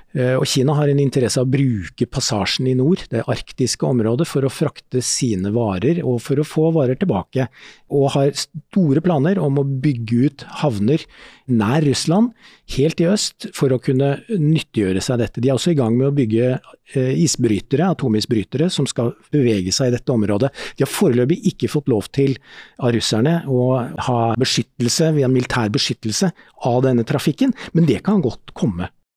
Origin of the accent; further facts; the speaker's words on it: Askim, Viken, Norway; i Askim, der jeg vokste opp